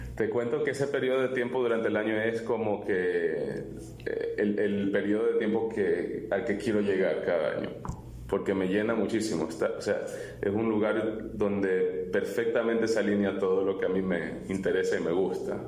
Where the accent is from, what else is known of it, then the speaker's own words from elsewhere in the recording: Miami, Florida, United States; also born or lived in Ecuador; cuando me fui de Ecuador tenía ocho años y, terminé viviendo en, Miami. Y ahí en la escuela pública